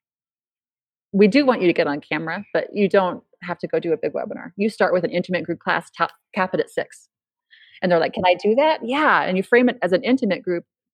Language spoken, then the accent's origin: English; California, United States; also born or lived in Idaho; now in Boise, United States; I'm from California